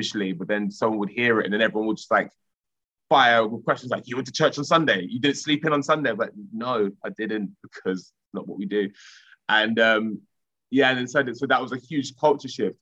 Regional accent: Romford, London, United Kingdom; where I grew up in Collier Row in Romford

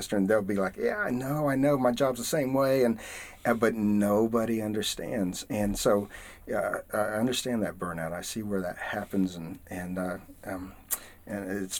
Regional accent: the south of the United States, United States; accent: southern; now in Atlanta, United States; where I come from, my culture, in the south of the United States

